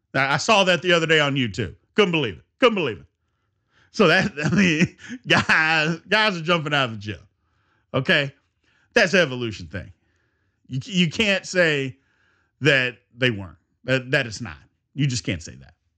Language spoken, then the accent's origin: English; Louisville, Kentucky, United States; I'm from Louisville